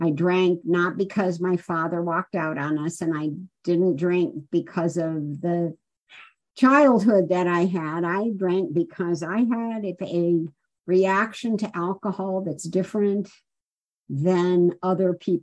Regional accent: Chicago, Illinois, United States; also born or lived in Los Angeles, California; Took a train to Chicago to spend some time with my grandparents

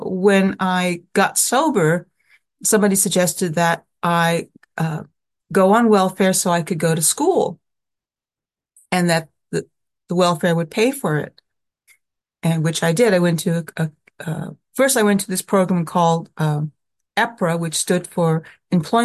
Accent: Sacramento, California, United States; moved away as an adult; also born or lived in Oakland, California / Manhattan, New York; I grew up in Sacramento, California

